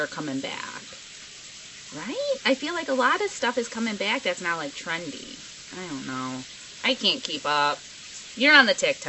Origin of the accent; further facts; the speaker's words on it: Chicago suburbs, Illinois, United States; I grew up in the suburbs